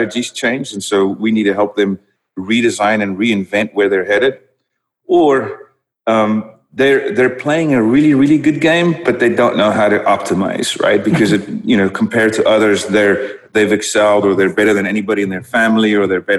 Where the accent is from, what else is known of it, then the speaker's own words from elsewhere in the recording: South Africa; first language Dutch; English is a second language; moved away as an adult; also born or lived in Netherlands; I grew up in South Africa